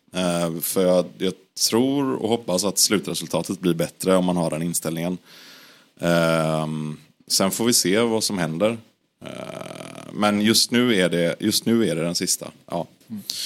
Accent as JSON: {"language": "Swedish", "town": "Gothenburg", "region": "Västra Götaland", "country": "Sweden", "said": "jag är från Göteborg"}